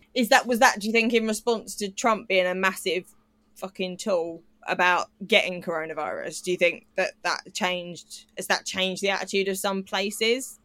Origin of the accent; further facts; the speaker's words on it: United Kingdom; as a British person